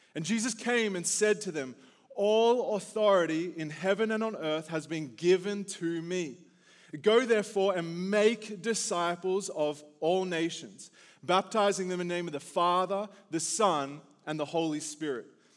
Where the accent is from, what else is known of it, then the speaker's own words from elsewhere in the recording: Australia; now in United States; the Aussie coming to your country